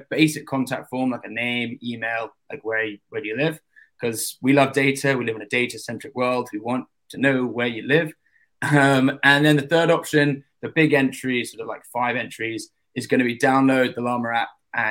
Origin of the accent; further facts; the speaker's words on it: London, United Kingdom; London, England